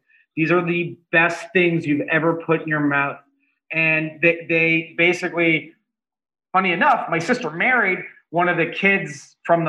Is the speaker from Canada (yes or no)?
yes; Toronto, Ontario, Canada; now in Los Angeles, United States; I'm from Toronto originally